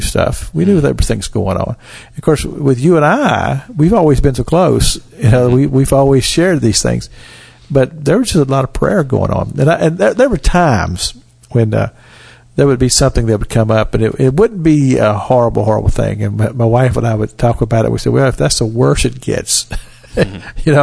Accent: Cynthiana, Kentucky, United States; I grew up in Cynthiana, Kentucky

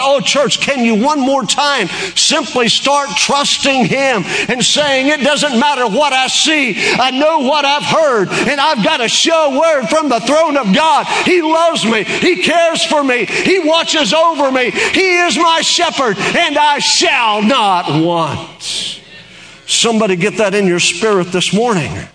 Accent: Oklahoma, United States; in Oklahoma, we can tell a Yankee

